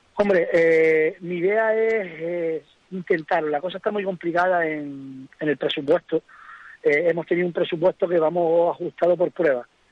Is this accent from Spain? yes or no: yes; Fataga, Canary Islands, Spain; soy de Fataga, que mi tramo reina Fataga, es Arteara, llevo pasando por esa carretera desde que iba a la guardería